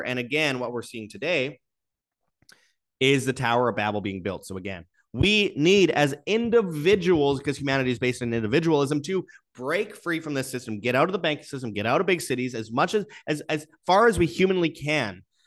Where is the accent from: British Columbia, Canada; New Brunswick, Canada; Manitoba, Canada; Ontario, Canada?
Manitoba, Canada; Winnipeg; my hometown of Winnipeg